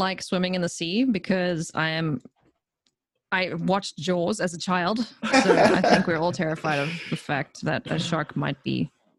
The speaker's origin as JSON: {"language": "English", "town": "Johannesburg", "region": "Gauteng", "country": "South Africa", "tie": "born or raised there", "also_born_or_lived": "Durban, South Africa", "said": "I was born in Durban, which is like a coastal town on the east coast of South Africa. And then we moved around a bunch when I was a kid because my dad worked for a bank. And then we eventually settled in Joh"}